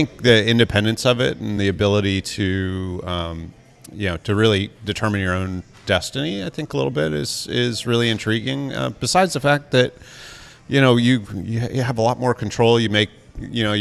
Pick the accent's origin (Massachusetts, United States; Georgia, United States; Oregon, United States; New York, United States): Massachusetts, United States; Marblehead; now in Connecticut, United States; In a little town called Marblehead